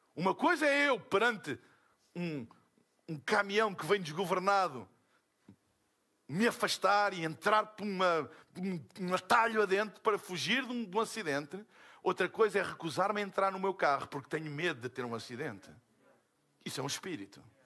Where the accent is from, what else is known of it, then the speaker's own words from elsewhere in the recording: Portugal; eu sou de Portugal.